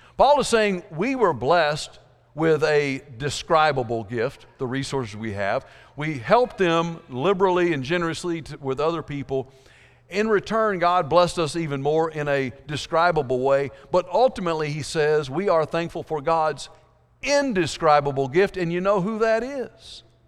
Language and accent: English; South Georgia, United States; I grew up in South Georgia